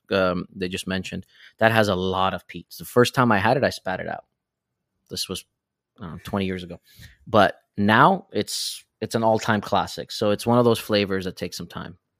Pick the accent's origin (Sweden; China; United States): Sweden; moved away; I was born and raised in Sweden